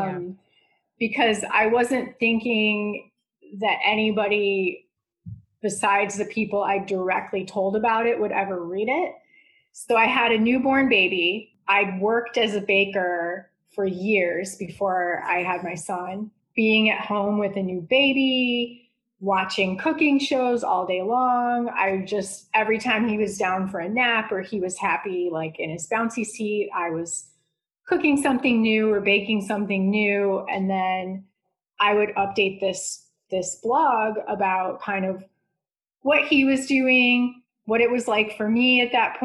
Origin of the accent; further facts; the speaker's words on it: Chicago, Illinois, United States; my roots are here. So we're just like, this makes sense to just stay put. I've always been here.